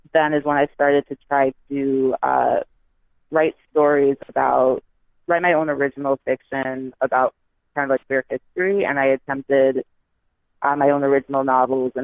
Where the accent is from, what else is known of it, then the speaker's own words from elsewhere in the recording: U.S. Virgin Islands; I'm from St. Thomas, so there was no Barnes and Noble, no Borders, no bookstores like